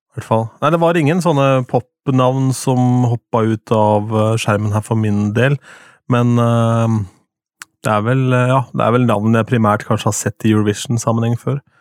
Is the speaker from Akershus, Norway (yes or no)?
no; Østfold, Norway; Jeg er fra Østfold